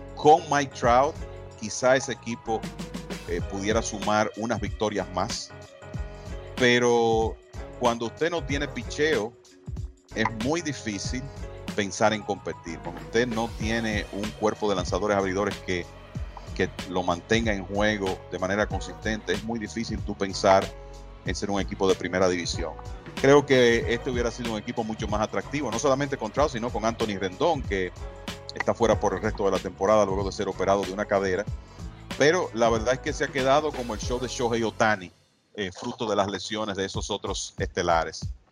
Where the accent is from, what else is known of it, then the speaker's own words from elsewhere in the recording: Dominican Republic; como dominicano y latino